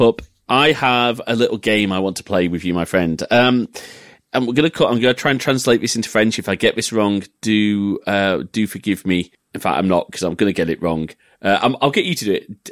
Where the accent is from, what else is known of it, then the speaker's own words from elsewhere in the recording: England, United Kingdom; being an English family